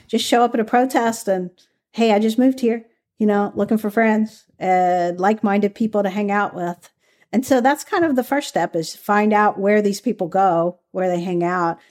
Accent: Kentucky, United States; moved away; also born or lived in California; I grew up in Kentucky, so where I grew up, we didn't really have the whole activism community.

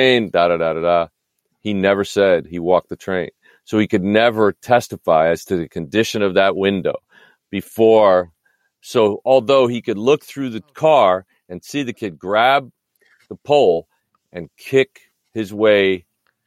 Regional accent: New York, United States; now in California, United States; I grew up in New York.

